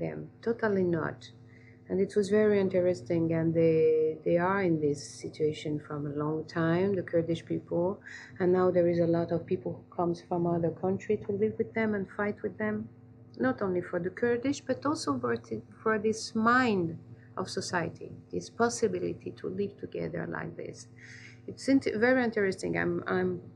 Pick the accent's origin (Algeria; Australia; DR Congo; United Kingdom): Algeria; I grew up in Algeria